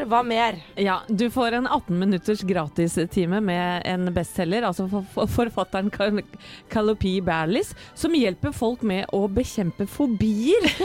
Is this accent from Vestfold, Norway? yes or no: yes; Vestfold, Norway; Jeg er jo fra Vestfold.